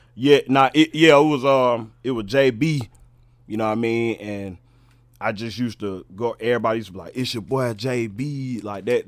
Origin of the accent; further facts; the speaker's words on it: Charlotte, North Carolina, United States; I'm a I'm a, a West Mecklenburg baby